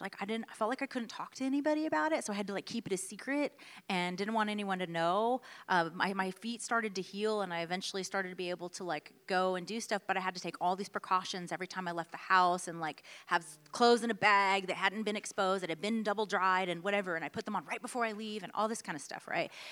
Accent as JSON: {"language": "English", "town": "Houston", "region": "Texas", "country": "United States", "tie": "born or raised there", "also_born_or_lived": "Washington, D.C.", "moved": "as an adult", "said": "born and raised in Houston, Texas"}